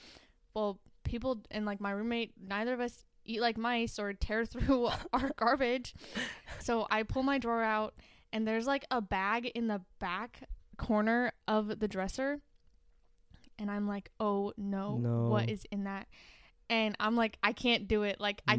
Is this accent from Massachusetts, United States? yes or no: no; Placerville, California, United States; Placerville, yeah.